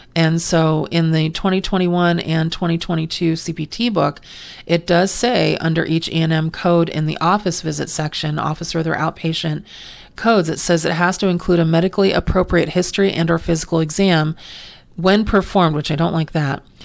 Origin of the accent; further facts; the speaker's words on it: California, United States; also born or lived in Pennsylvania; I've lived in California my entire life except for three months when I was born in Pennsylvania, but so I consider myself a native Californian